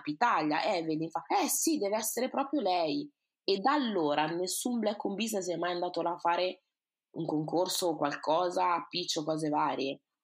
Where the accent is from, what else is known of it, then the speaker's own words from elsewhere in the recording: Italy; also born or lived in Ghana; siamo nati e cresciuti in Italia